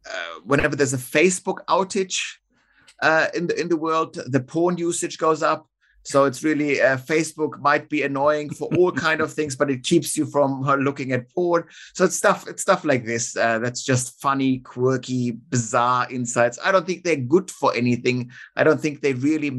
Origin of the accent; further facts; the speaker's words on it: Munich, Bavaria, Germany; now in Australia; my hometown of Munich